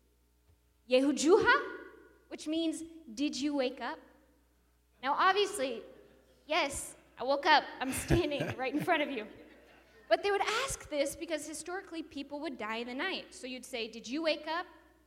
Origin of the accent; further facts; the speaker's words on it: Wasilla, Alaska, United States; moved away as an adult; also born or lived in island off the coast of East Africa